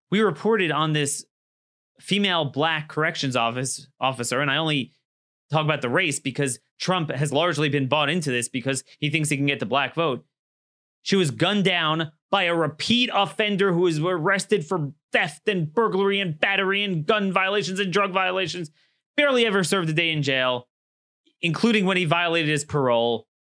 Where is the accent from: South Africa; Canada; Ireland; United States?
United States; Maryland; my home state of Maryland